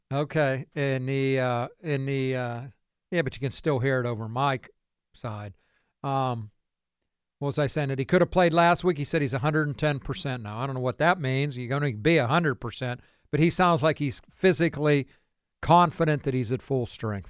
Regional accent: Beaver Falls, Pennsylvania, United States; growing up on Clearview Street in Chippewa Township, Beaver Falls

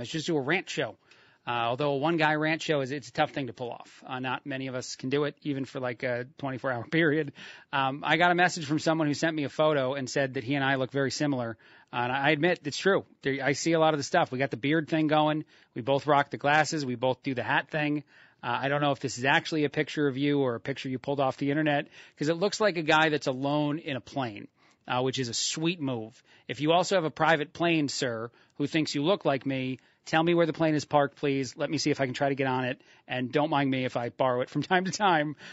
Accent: Union Beach, New Jersey, United States; moved away; my hometown in Union Beach, New Jersey

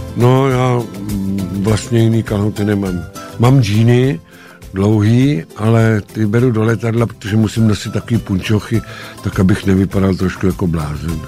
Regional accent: Šumava, Czechia; dětství, raný dětství prožil na Šumavě

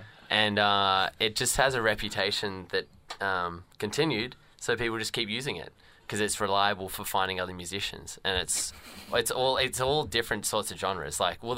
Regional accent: Canberra, Australian Capital Territory, Australia; now in Melbourne, Australia; I'm from Canberra

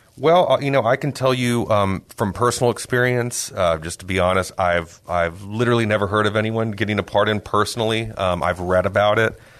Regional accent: San Antonio, Texas, United States; also born or lived in Austin; I am a, a native of San Antonio. I was born and raised here. I've lived here, uh, my whole life

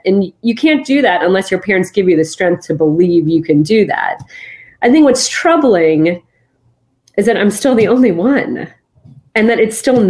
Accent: New Jersey, United States; just like my being the daughter of immigrants, just like my growing up in New Jersey

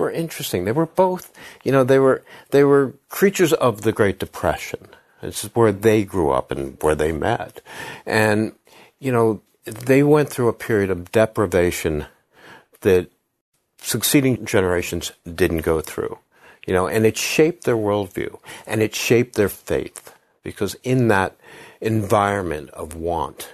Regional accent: Havertown, Pennsylvania, United States; I'm from Philadelphia. I'm from Havertown, which is a little, you know, village outside of Philadelphia

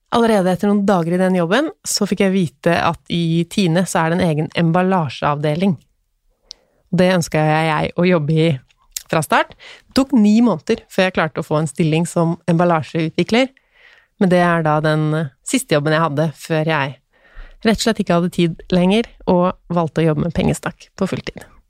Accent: Tønsberg, Vestfold, Norway; now in Stabekk, Norway; Jeg er fra Tønsberg, men nå bor vi på Stabekk.

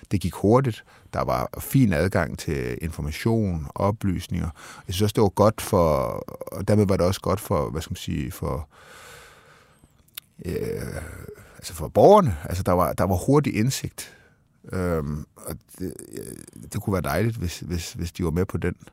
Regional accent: Denmark; sådan er vi danskere

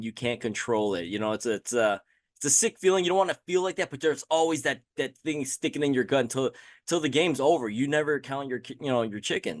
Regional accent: Michigan, United States; me and Jason, we're both from Michigan.

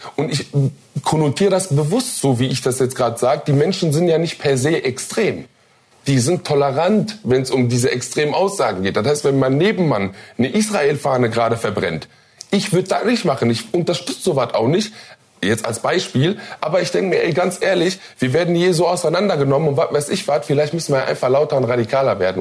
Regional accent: Duisburg, North Rhine-Westphalia, Germany; born or raised there

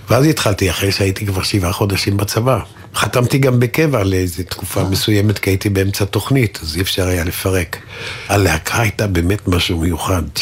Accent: Tel Aviv, Tel Aviv District, Israel; נולדתי נגיד. בתל אביב, ברחוב נחמני.

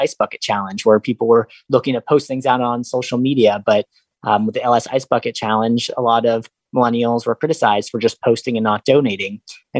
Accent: Los Angeles, California, United States; now in St. Louis, United States; So I came here from Los Angeles and then I launched Gift a Meal in October 2015

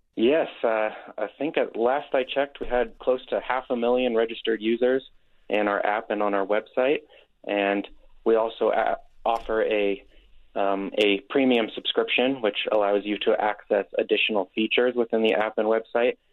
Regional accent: Nevada side, United States; moved away as an adult; also born or lived in Colorado / Denver, Colorado; now in Utah, United States; I actually grew up in the Lake Tahoe area, on the Nevada side of Lake Tahoe area.

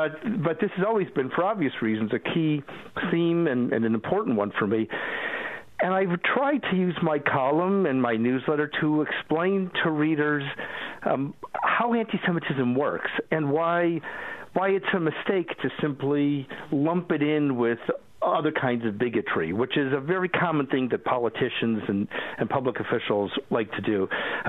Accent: Cleveland, Ohio, United States; moved away; I grew up in Cleveland. My father was a Holocaust survivor. My father's family was murdered in Auschwitz, and he was the only member of his family who came out alive. And he was originally from Czechoslovakia

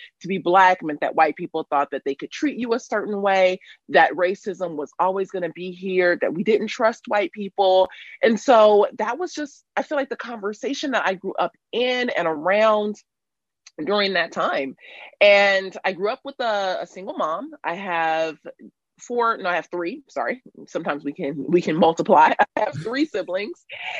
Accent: Los Angeles, California, United States; also born or lived in South Africa; Well, I was raised in South Central Los Angeles. And gosh, I was raised during or around the time of the Rodney King riots.

